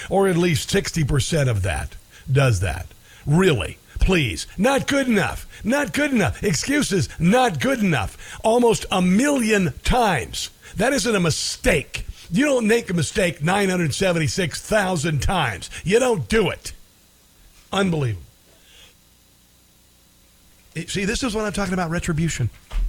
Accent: Nebraska, United States; a legislator from Nebraska, my home state

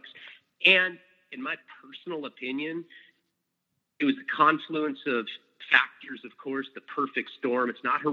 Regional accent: Santa Barbara, California, United States; also born or lived in Boston, Massachusetts; I was born in Boston, Massachusetts, and I'm an only child. We moved out to California, Santa Barbara, California, when I was 3 years old

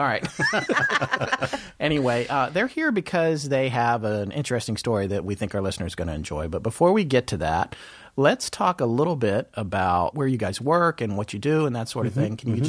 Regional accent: the South, United States; I'm from the South

